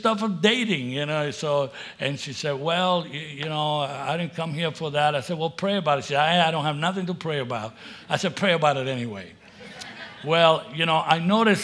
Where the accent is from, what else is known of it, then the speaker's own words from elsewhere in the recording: New York, United States; moved away as an adult; also born or lived in Puerto Rico; I was born in Puerto Rico, but raised in New York.